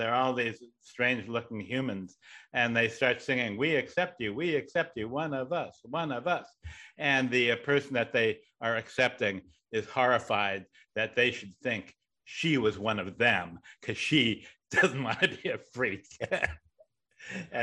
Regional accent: Riverside, California, United States; also born or lived in Buffalo, New York; now in Los Angeles, United States; my family moved to Riverside

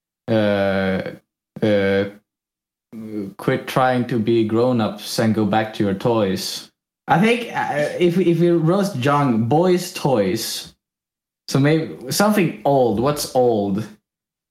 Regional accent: Sweden; accent: Swedish; English is a second language; my Swedish accent

